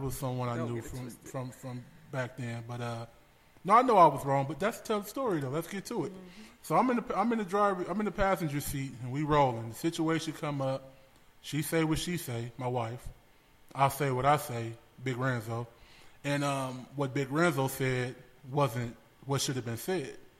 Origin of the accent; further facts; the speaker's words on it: Los Angeles, California, United States; born and raised in Los Angeles